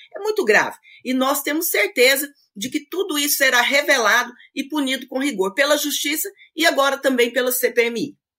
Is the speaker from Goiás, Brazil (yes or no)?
yes; Itapuranga, Goiás, Brazil; sou nascida em Itapuranga, com muito orgulho